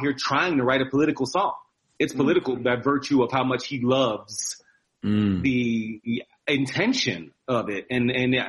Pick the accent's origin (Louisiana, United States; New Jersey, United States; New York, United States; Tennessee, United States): New Jersey, United States; also born or lived in Philadelphia, Pennsylvania; I was born in Philly, but grew up in New Jersey.